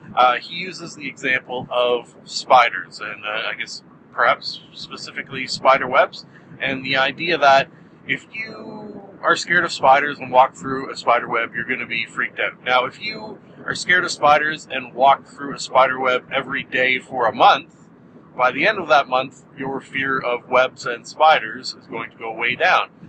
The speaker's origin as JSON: {"language": "English", "country": "Canada", "said": "I'm Canadian"}